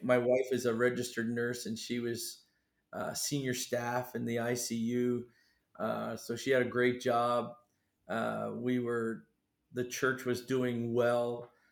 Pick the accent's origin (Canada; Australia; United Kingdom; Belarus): Canada; moved away as an adult; also born or lived in Maine, United States; now in Fiji; I was born in Maine and then moved across the border to Canada, where I really grew up till and stayed there till I was 18